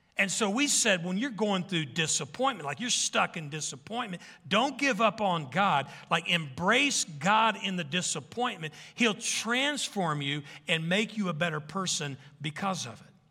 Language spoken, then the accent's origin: English; Arkansas, United States; I'm from Arkansas, a bunch of kids coming out of the woods